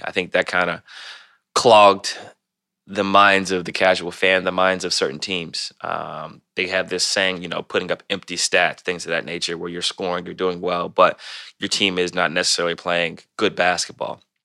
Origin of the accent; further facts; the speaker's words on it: Ohio, United States; we're from Ohio